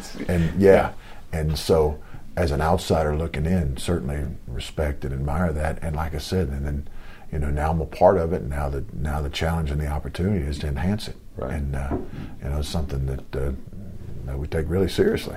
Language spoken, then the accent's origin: English; Lawrenceville, Georgia, United States; moved away; I grew up in Lawrenceville, Georgia.